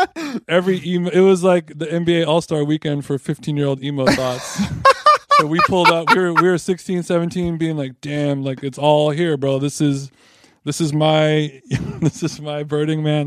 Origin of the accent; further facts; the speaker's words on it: Huntington Beach, California, United States; the library that I grew up in Huntington Beach, the Huntington Beach Library